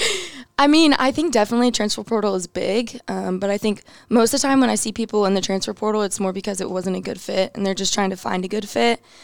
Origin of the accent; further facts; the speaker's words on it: New Braunfels, Texas, United States; moved away; I'm from New Braunfels, Texas. I grew up playing for a really small club.